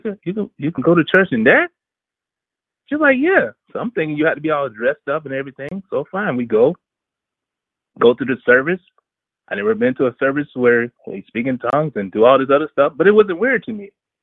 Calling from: Columbia, South Carolina, United States; Columbia, South Carolina.

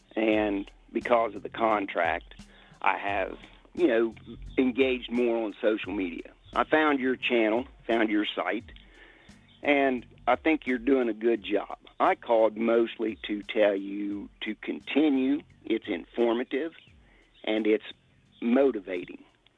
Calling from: Ohio, United States

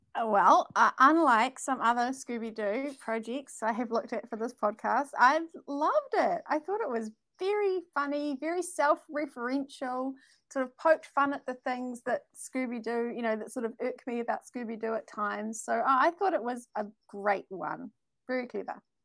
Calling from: New Zealand; I'm calling from New Zealand

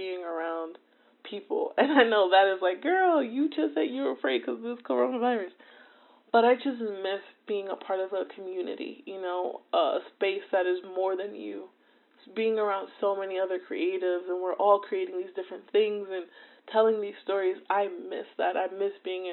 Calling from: New Jersey, United States; I'm calling in from New Jersey

